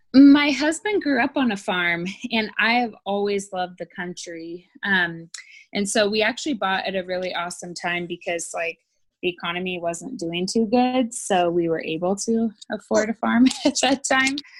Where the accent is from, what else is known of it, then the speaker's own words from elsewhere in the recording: Oregon, United States; I grew up in Oregon